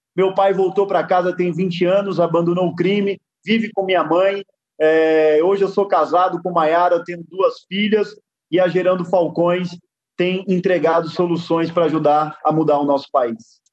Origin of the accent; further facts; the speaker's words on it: Guarulhos, São Paulo, Brazil; eu nasci dentro de uma favela em Guarulhos, São Paulo. É, tive um pai. É, eu digo sempre que depois que eu nasci, meus pais me levaram para morar dentro de um barraco, numa favela em Guarulhos, São Paulo